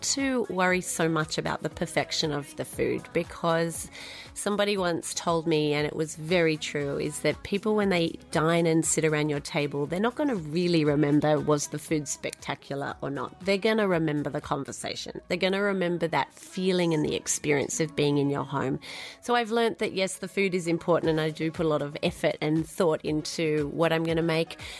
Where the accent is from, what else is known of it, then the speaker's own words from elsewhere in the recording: Sydney, New South Wales, Australia; moved away as an adult; also born or lived in Israel / London; now in New York, United States; as you can hear, I'm a Sydney born Australian